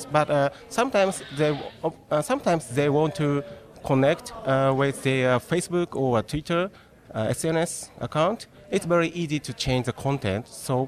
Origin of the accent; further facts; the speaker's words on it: Tokyo, Japan; from Tokyo.